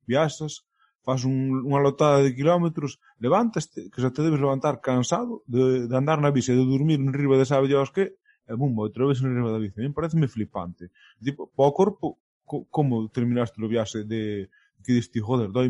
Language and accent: Galician; Ribeira, Galicia, Spain; eu son de Rivera, teño respeto de ali